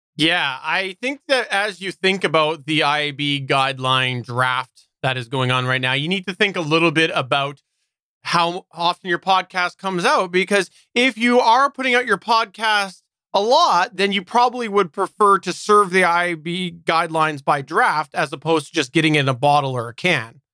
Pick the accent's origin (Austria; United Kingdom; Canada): Canada; I'm Canadian